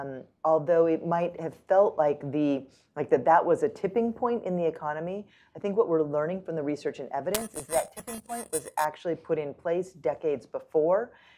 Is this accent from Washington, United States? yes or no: yes; Washington, United States; I grew up in Washington State, and my dad was a machinist at the Everett Boeing plant where they made the Boeing 747s.